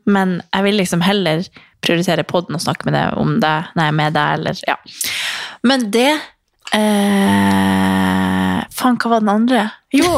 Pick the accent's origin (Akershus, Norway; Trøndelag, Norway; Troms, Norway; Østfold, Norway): Troms, Norway; Harstad; moved away; så bodde jo jeg hjemme i Harstad